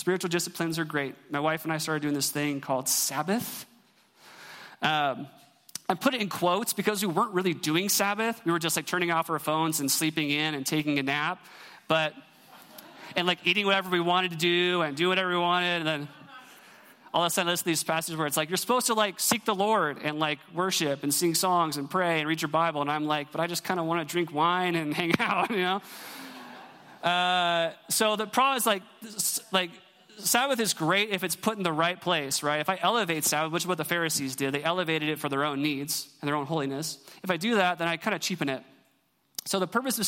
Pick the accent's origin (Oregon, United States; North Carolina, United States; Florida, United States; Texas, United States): Oregon, United States; Eugene; moved away; I'm from Eugene